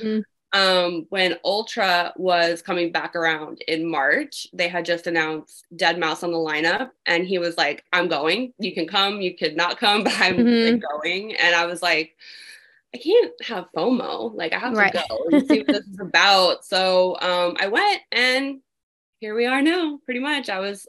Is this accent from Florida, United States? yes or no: yes; Florida, United States; Yeah, I was.